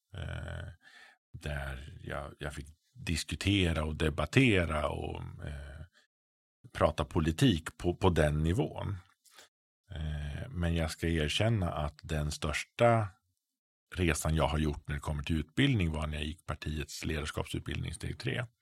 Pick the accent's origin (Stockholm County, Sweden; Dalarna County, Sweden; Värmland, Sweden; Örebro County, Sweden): Örebro County, Sweden; Frövi; jag kommer från en liten S-förening hemma i Frövi.